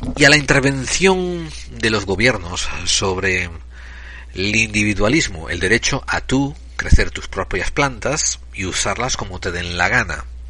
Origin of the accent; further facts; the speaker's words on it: Spain; moved away; soy un español en el exilio